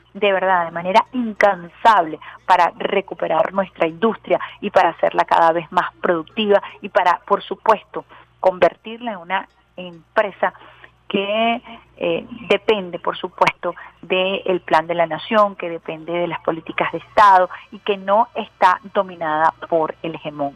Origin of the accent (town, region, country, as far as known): Venezuela